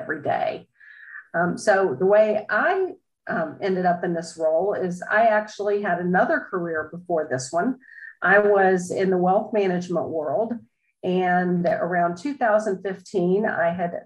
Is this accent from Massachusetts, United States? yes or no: no; Sandy Springs, Georgia, United States; I am almost an Atlanta native. We moved down here when I was 4 months old, but I grew up in the Sandy Springs area